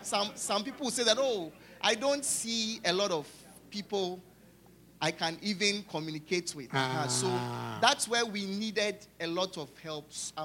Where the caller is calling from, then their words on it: St. Louis, Missouri, United States; from St. Louis, Missouri.